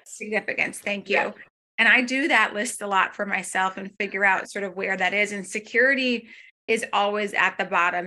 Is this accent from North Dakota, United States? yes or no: yes; North Dakota, United States; moved away; I'm again from North Dakota.